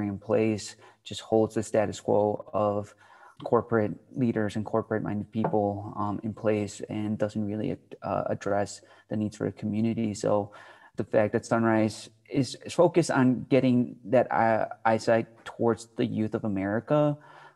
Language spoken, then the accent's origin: English; Chicago, Illinois, United States; I'm from Chicago